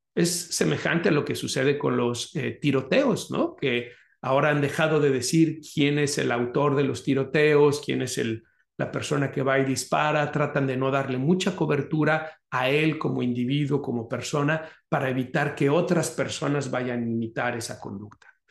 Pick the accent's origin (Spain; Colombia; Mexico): Mexico; Guadalajara, Jalisco; moved away; mi ciudad natal, que es Guadalajara